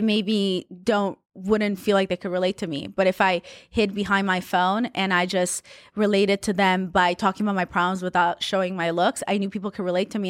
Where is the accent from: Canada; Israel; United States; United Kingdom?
Israel; Haifa, Haifa District; moved away; also born or lived in Russia; where I grew up was in Haifa